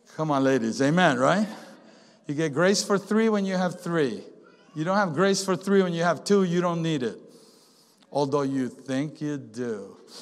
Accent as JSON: {"language": "English", "country": "Venezuela", "moved": "yes", "lives_now": "United States", "said": "we live in the good old USA and we live here, but we're from Venezuela"}